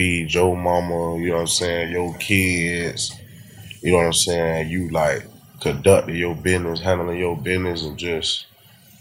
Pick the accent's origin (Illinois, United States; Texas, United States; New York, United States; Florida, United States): Florida, United States; Port Salerno; I'm from Port Salerno